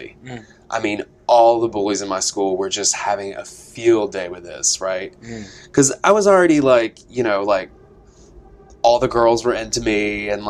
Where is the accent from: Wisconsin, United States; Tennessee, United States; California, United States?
Tennessee, United States; East; I'm from East Tennessee, like boys do not dance where I'm from